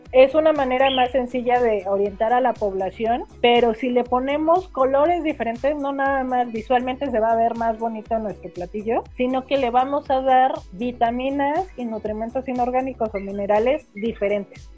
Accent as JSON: {"language": "Spanish", "country": "Mexico", "said": "Como mexicanos decíamos"}